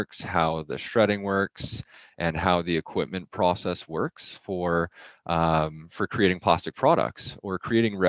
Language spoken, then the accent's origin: English; Edmonton, Alberta, Canada; So I grew up in Edmonton, Alberta